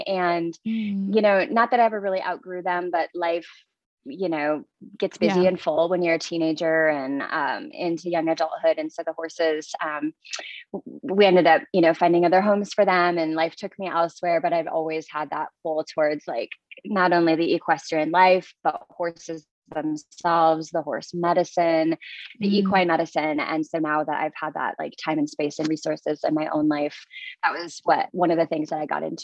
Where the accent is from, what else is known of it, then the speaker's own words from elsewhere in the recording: small town Minnesota, United States; moved away as an adult; now in Reno, Nevada, United States; small town Minnesota